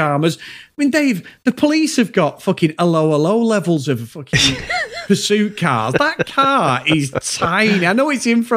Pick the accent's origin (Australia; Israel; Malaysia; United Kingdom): United Kingdom; Manchester, North West England; Manchester, England.